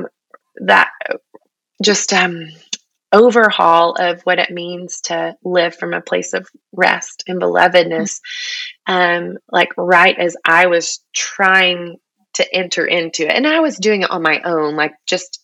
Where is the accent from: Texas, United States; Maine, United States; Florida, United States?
Texas, United States; I'm a Texan through and through